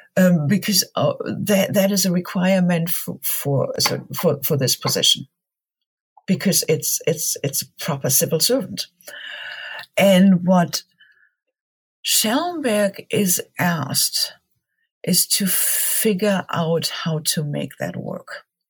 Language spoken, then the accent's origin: English; Germany; moved away; also born or lived in Marburg; Growing up in Germany